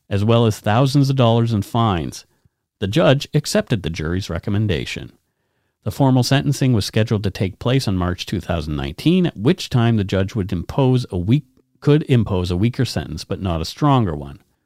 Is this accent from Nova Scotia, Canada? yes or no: yes; Bridgewater, Nova Scotia, Canada; my hometown, Bridgewater